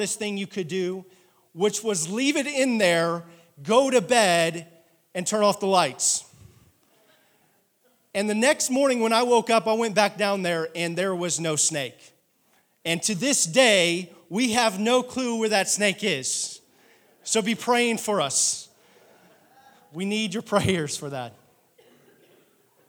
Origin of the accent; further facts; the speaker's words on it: Oklahoma City, Oklahoma, United States; also born or lived in Adair, Oklahoma; I am a city boy. I'm from Oklahoma City